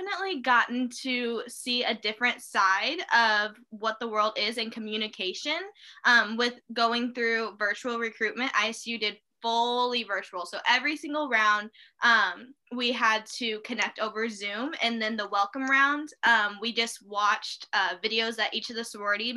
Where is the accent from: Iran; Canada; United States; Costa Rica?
United States; Peoria, Illinois; I grew up in Peoria, Illinois. I still live here.